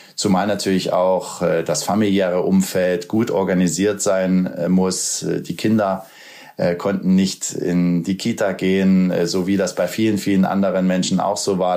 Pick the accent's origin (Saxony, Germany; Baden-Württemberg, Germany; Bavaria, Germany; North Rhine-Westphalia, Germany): Saxony, Germany; Bautzen; bin ich äh, zu jedem Heimspiel aus Bautzen gekommen